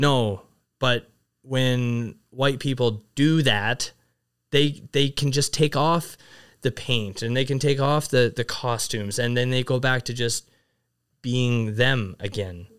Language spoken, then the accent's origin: English; Vernon, British Columbia, Canada; moved away as an adult; also born or lived in China; growing up in Vernon